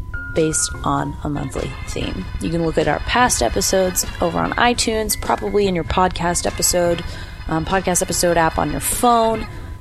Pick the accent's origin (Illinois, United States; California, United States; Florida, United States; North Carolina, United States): California, United States; Los Angeles; in my hometown of Los Angeles.